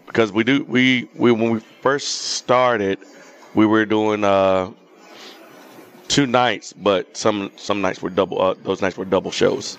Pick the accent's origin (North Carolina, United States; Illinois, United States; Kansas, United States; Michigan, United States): North Carolina, United States; we're both from North Carolina